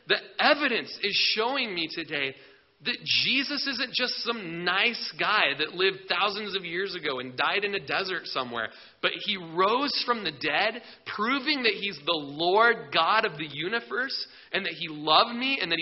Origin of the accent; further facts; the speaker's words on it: Klamath Falls, Oregon, United States; I grew up in Klamath Falls